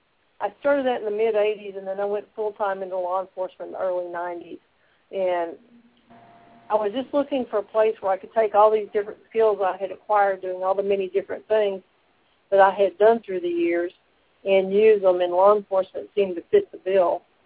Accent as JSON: {"language": "English", "town": "Detroit", "region": "Michigan", "country": "United States", "tie": "born there", "also_born_or_lived": "Sanford, United States / Boston, United States / Memphis, United States", "said": "Well, I was born in Detroit, Michigan, lived in Sanford, Florida, and Boston, Massachusetts, while I was a little small child, and my family settled, my father was in the Navy, my family settled in Memphis"}